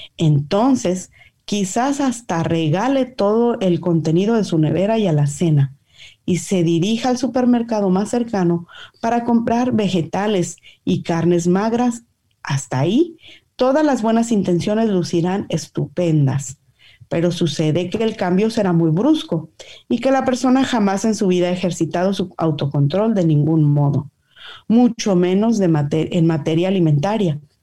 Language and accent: Spanish; Mexico; como buena mexicana